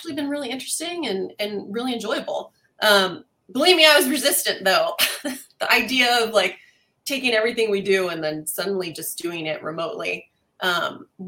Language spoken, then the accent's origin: English; East Coast, United States; moved away as an adult; now in California, United States; I'm actually originally from the East Coast, but I'm a transplant. Live here in California for just over 20 years now.